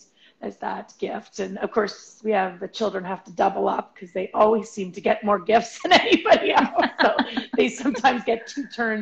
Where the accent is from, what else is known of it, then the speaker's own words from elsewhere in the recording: Alberta, Canada; Right, because we're from Alberta